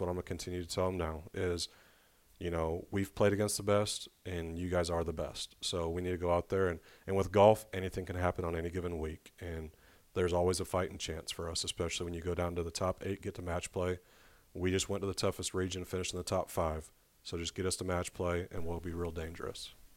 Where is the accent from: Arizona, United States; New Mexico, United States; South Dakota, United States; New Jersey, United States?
Arizona, United States; now in Little Rock, United States; I'm from Arizona